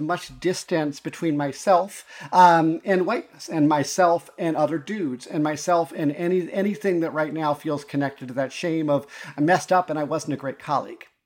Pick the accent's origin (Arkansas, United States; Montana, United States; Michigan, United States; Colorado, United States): Montana, United States; also born or lived in Chicago / Navajo Nation, New Mexico; now in Milwaukee, United States; I grew up in Montana, primarily in a, you know, m, in a predominantly pretty white place